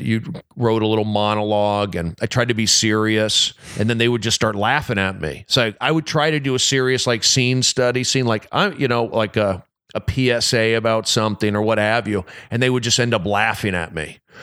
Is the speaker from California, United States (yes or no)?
yes; Los Angeles, California, United States; I grew up here in the San Fernando Valley